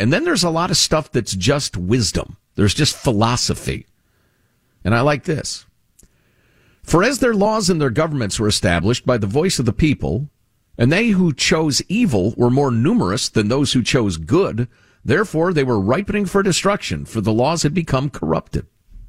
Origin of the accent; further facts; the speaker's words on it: Chicago, Illinois, United States; I grew up in Chicagoland.